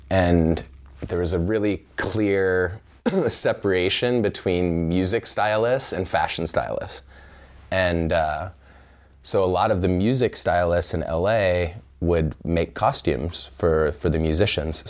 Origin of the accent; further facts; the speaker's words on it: Pismo Beach, California, United States; also born or lived in Evanston, Illinois; I grew up in central California in a small town called Pismo Beach